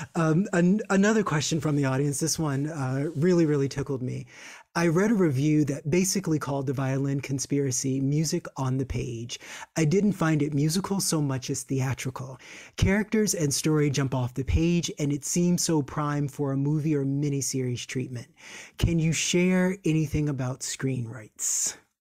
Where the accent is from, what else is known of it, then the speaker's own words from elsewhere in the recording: Virginia, United States; I'm from Virginia, which is hop, skip, and a jump away